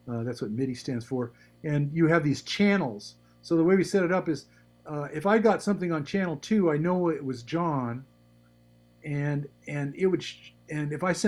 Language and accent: English; San Francisco Peninsula, California, United States; I grew up in the San Francisco Peninsula